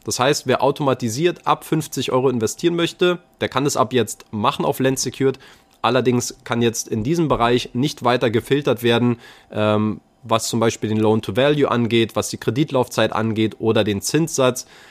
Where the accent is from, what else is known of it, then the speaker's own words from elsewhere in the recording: Berlin, Germany; als Berliner naturell